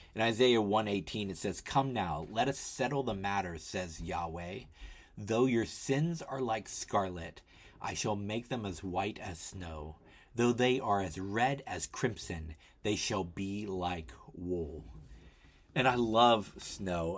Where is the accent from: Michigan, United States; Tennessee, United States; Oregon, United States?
Tennessee, United States; now in Philadelphia, United States; I grew up in Tennessee